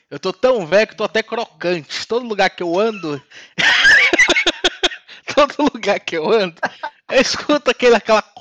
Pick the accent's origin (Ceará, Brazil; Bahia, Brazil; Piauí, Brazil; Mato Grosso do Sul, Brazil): Bahia, Brazil; Salvador; Pra quem não sabe, eu sou de Salvador.